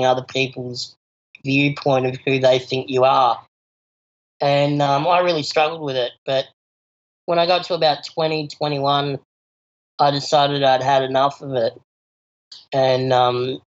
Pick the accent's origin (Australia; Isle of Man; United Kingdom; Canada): Australia; Adelaide, South Australia; also born or lived in Palo Alto, California; I'm an Adelaide born and bred